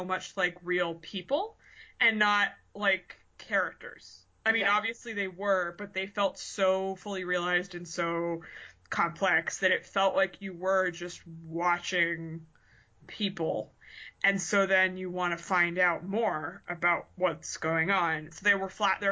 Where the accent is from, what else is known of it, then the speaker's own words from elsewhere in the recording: outside of Boston, Massachusetts, United States; I grew up outside of Boston